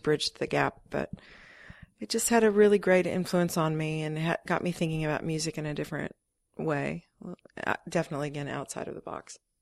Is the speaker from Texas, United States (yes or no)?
yes; Texas, United States; moved away as an adult; also born or lived in Ohio / Los Angeles / Australia; now in New York, United States; I moved when I was five to Texas, so I consider Texas kind of my, my home